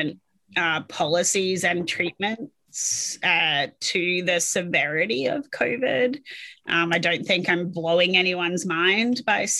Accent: Adelaide, South Australia, Australia; moved away as an adult; now in United States; I'm from Adelaide, South Australia

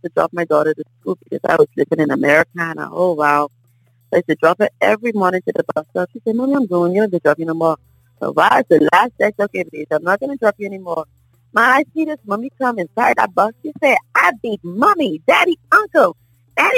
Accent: Bahamas; moved away; when I first came here, I'm from the Bahamas

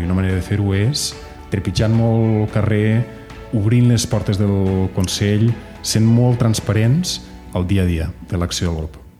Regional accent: Andorra; A casa com la majoria de famílies andorranes que estem barrejats també amb gent de amb altres famílies d'aquí a Andorra

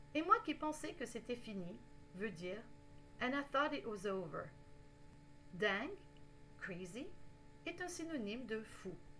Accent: Canada; je suis canadienne

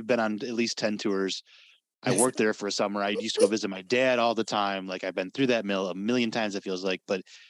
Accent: Vicksburg, Michigan, United States; now in Mendon, United States; I live in St. Joe County now. I live in Mendon. But Vicksburg's my hometown. It's where I grew up.

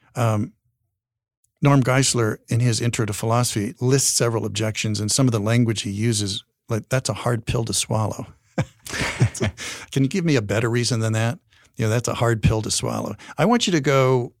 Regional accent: Wyoming, United States; also born or lived in Colorado; I'm from Wyoming

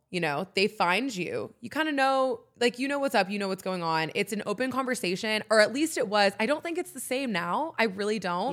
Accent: San Diego, California, United States; moved away as an adult; also born or lived in Oxford, Mississippi; now in Nashville, United States; I had an amazing life growing up in San Diego

